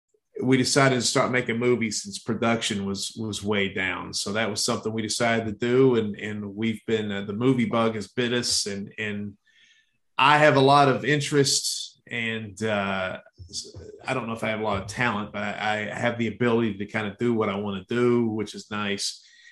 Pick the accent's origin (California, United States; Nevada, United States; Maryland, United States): Maryland, United States; Baltimore; I grew up, I was born in Baltimore. That's something that I think I mentioned in almost every movie we've done so far.